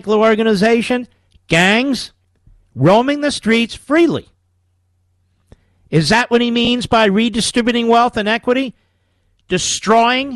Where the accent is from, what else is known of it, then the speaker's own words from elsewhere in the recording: Philadelphia, Pennsylvania, United States; as a Philadelphian